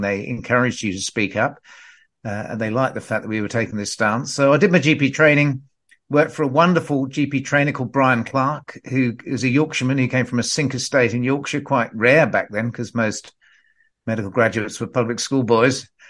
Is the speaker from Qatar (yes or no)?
no; Perth, Western Australia, Australia; I grew up in Perth in Western Australia